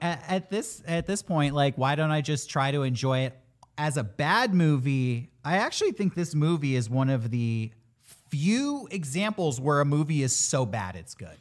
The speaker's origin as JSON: {"language": "English", "region": "California", "country": "United States", "said": "as a Californian"}